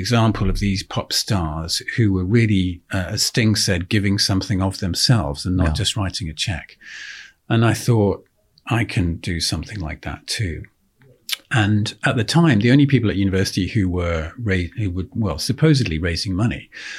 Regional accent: Oxfordshire, South East England, United Kingdom; I grew up in Oxfordshire. I'm the son and grandson of a country doctor.

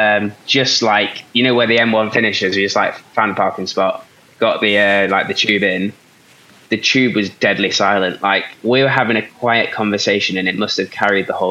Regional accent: East Midlands, United Kingdom; now in North of England, United Kingdom; I'm not technically a Northerner. I'm from the East Midlands, but I've lived in the North nearly long enough to be classed as a Northerner, maybe.

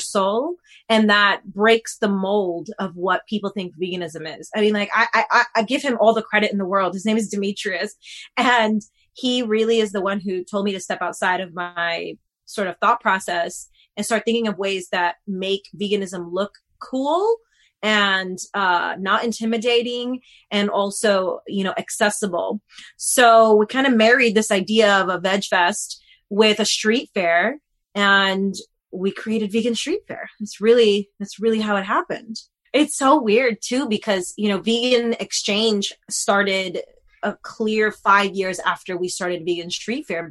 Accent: New York, United States; moved away as an adult; now in Los Angeles, United States; I'm originally from New York, and growing up in New York, you know, we have street fairs all the time

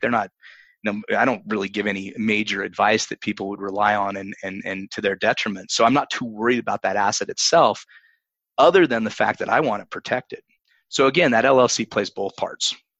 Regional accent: Utah, United States; My home state of Utah

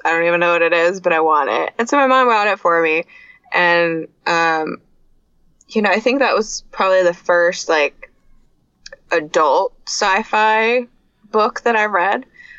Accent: Vancouver, Washington, United States; In Vancouver, Washington.

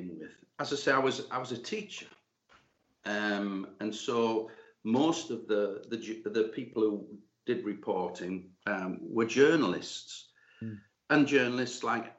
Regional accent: Newcastle upon Tyne, North East England, United Kingdom; I'm a Geordie and our family were Newcastle fans. My dad took me to St. James's Park in 1955. So I was 7 then

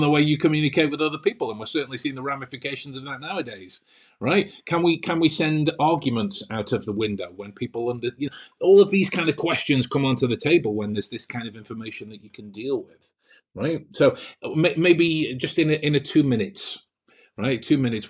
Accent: England, United Kingdom; I'm English, so my, my kind of default nature is it sounds like sarcasm or cynicism

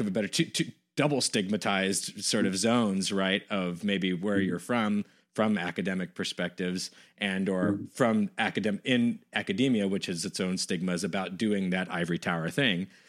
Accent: West Coast, United States; moved away; I'm from the West Coast originally

